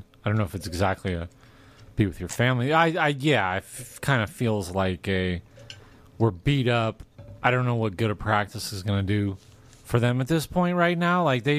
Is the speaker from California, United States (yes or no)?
yes; Rancho Cucamonga, California, United States; now in Las Vegas, United States; I grew up in Rancho Cucamonga. It's extremely windy there.